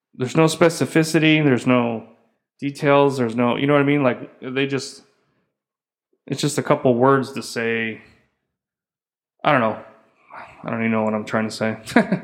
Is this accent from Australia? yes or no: no; United States; moved away as an adult; being American, three kids and stuff